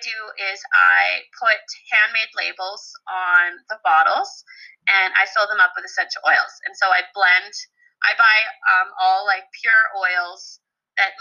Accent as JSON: {"language": "English", "town": "Provost", "region": "Alberta", "country": "Canada", "tie": "born or raised there", "lives_now": "Red Deer, Canada", "said": "my hometown in Provost, one in Red Deer where I currently live"}